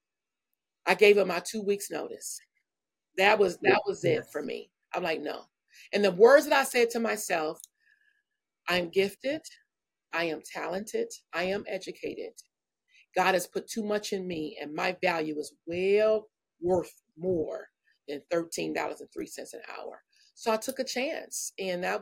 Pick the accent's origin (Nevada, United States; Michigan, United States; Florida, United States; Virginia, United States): Michigan, United States; Benton Harbor; moved away as an adult; now in California, United States; I'm from a small town, Benton Harbor, Michigan, and grew up in a beautiful family